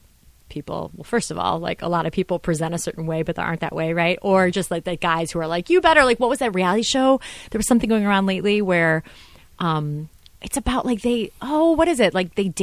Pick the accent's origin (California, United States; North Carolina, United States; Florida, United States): Florida, United States; Orlando; Just, yeah. No, we're from Orlando.